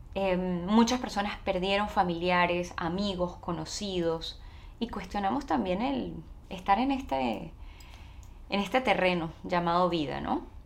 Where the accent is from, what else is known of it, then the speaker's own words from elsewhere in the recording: Caracas, Capital District, Venezuela; moved away as an adult; now in United States; yo soy venezolana, nací en Venezuela, nací en la ciudad de Caracas